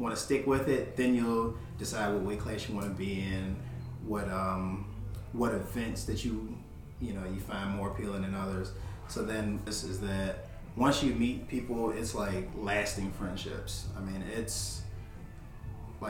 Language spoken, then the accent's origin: English; Richmond, Virginia, United States; I'm the owner and founder of Silverback Strong. I'm from Richmond, Virginia, born and raised.